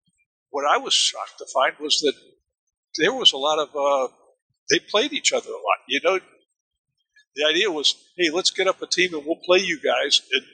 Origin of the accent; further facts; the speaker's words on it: Germany; again, I grew up in Germany and understood how Germans looked at baseball as being something from another planet.